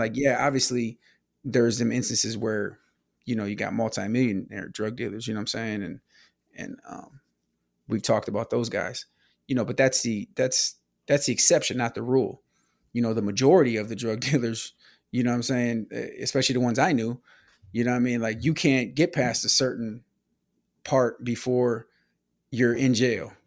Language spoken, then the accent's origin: English; Milwaukee, Wisconsin, United States; born or raised there; moved away